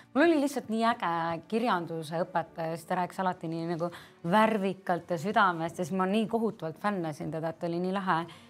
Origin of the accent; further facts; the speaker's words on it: Väätsa, Järva County, Estonia; moved away as an adult; now in Tallinn, Estonia; ma olen pärit Järvamaalt, Väätsalt